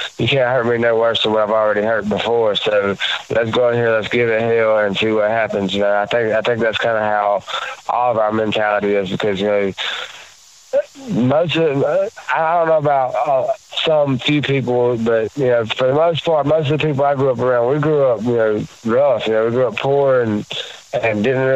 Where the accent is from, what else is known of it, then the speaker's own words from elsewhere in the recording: the South, United States; in my neck of the woods, you know, where I grew up, you know, you grew up tough.